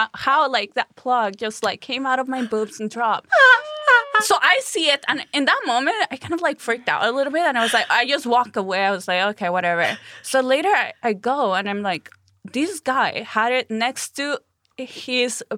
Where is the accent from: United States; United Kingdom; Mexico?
Mexico; Chihuahua; English is a second language; moved away as an adult; in my hometown in Chihuahua